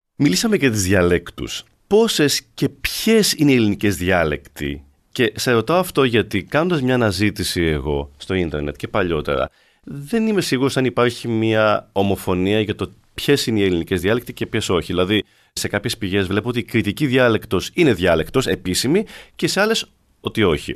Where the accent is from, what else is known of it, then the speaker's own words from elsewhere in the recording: Arcadia, Peloponnese, Greece; όταν ήμουν μικρό και μεγάλωσα στην Ακαδία